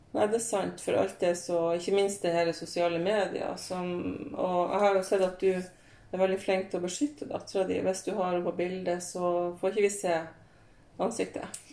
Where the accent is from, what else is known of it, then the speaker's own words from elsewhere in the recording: Hadsel, Nordland, Norway; lokalavisa hjemme i Hadsel